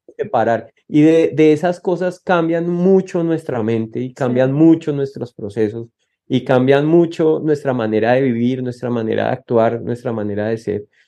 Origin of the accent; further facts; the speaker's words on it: Colombia; moved away as an adult; now in Texas, United States; Nosotros como colombianos